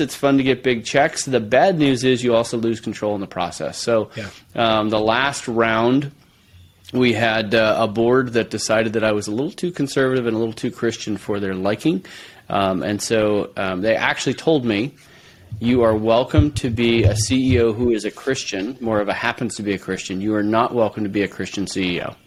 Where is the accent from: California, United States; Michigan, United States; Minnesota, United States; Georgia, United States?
California, United States; San Francisco Bay Area; moved away as an adult; now in Moscow, Idaho, United States; I grew up in San Francisco Bay Area